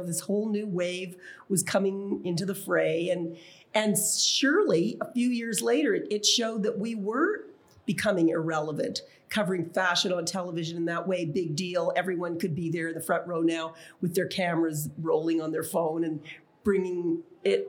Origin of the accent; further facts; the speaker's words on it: Canada; my identity as a Canadian. I mean, people didn't even realize that we were from Canada